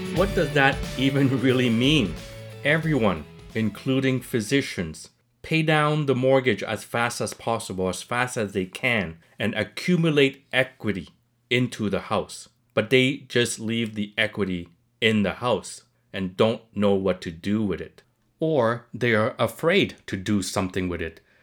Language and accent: English; Montreal, Quebec, Canada; I'm not born in Canada. I came to Montreal when I was very young